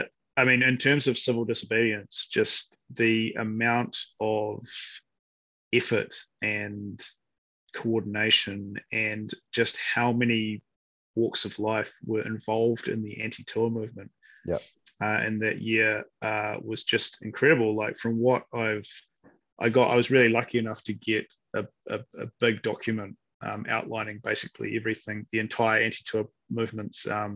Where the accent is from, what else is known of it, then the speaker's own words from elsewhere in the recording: New Zealand; I couldn't imagine what it would be like to ever go somewhere and try and hide the fact that I'm a New Zealander.